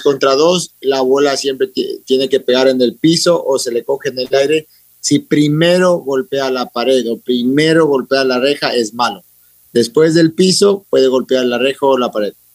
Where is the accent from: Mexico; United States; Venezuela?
United States; also born or lived in Ecuador / London; siempre he sido ecuatoriano, orgulloso, representado la bandera en todo lado porque me crié en Estados Unidos